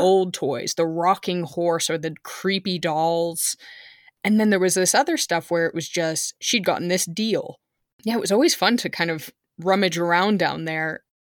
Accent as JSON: {"language": "English", "region": "California", "country": "United States", "tie": "born or raised there", "moved": "yes", "lives_now": "Germany", "said": "I was growing up in California"}